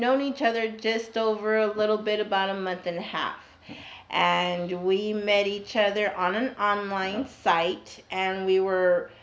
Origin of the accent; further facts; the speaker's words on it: San Antonio, Texas, United States; I was born and raised here in San Antonio